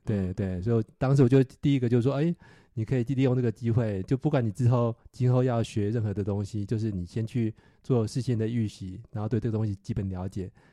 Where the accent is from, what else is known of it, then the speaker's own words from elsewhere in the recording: Nantou County, Taiwan; moved away as an adult; now in Silicon Valley, United States; 我是在台湾，呃，独生独长的南投人，到戏谷现在生活差不多二十年。之前的正职是，呃，戏谷的工程师